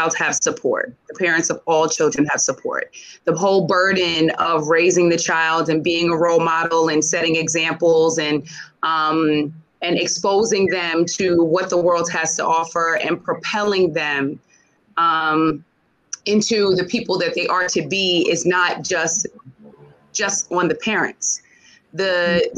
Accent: New York City, New York, United States; I grew up in Jamaica, Queens

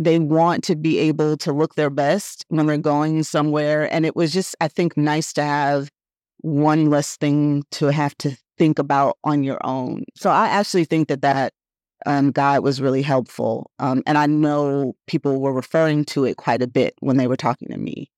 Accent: Oakland, California, United States; moved away as an adult; also born or lived in New York; I am from the Bay Area. I'm born and raised in Oakland

